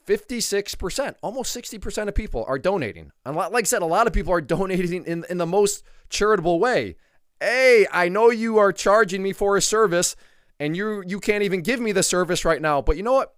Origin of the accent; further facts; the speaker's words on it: United States; as an American